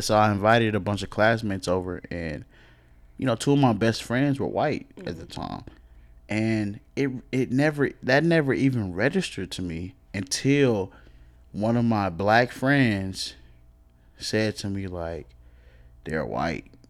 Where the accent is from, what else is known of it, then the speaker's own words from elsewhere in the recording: Cedar Hill, Texas, United States; also born or lived in DeSoto; I grew up in Cedar Hill